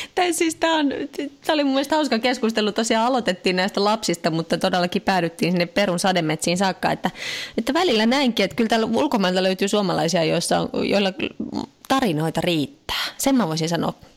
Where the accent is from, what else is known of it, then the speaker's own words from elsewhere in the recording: Finland; now in France; mä oon Suomesta